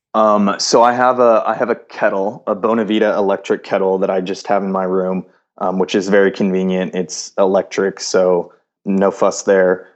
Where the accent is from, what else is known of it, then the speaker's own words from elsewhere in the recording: Houston, Texas, United States; moved away as an adult; now in Los Angeles, United States; originally I'm from Houston, Texas.